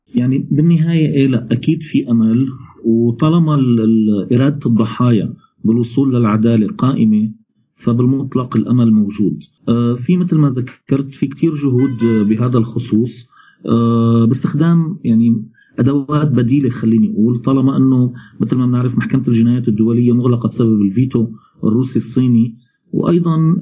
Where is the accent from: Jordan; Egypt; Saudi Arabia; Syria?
Syria; نحن كسوريين